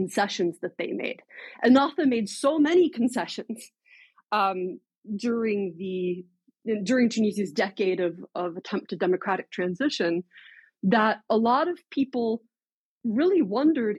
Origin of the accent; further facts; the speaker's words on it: United States; as an American